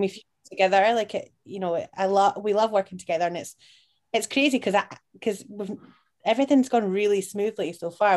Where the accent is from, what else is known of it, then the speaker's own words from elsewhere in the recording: Edinburgh, Scotland, United Kingdom; I'm from Portobello